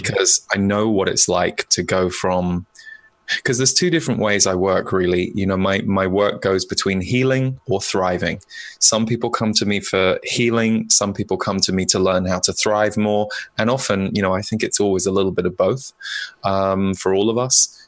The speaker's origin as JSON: {"language": "English", "country": "United Kingdom", "moved": "yes", "lives_now": "United States", "said": "as a British person living in America"}